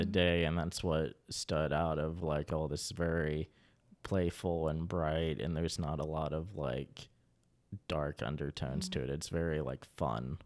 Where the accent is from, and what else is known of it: Kanawha County, West Virginia, United States; born or raised there